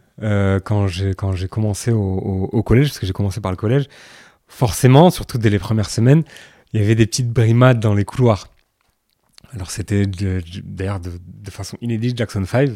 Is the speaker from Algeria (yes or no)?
no; France; Pour nous, maghrébins qui, qui, ont grandi en France